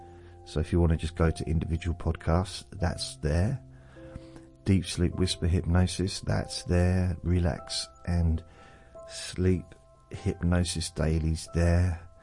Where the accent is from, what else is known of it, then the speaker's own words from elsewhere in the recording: Newcastle, North East England, United Kingdom; accent: Geordie; moved away; also born or lived in Southend; proper Geordie accent, so I was an official Geordie, even though I wasn't born there, but that was my first accent. And then I moved to Southend, which is in Essex, so southeast of the country. It's not far from London, really. And I think I still had a Newcastle accent even then